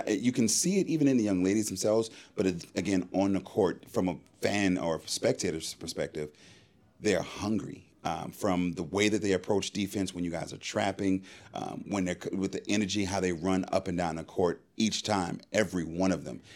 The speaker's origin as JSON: {"language": "English", "town": "Charleston", "region": "South Carolina", "country": "United States", "said": "I'm from Charleston, I know that region well"}